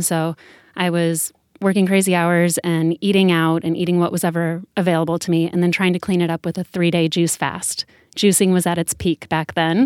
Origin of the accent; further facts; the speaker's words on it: Sedona, Arizona, United States; Danielle and I both grew up together in Sedona, Arizona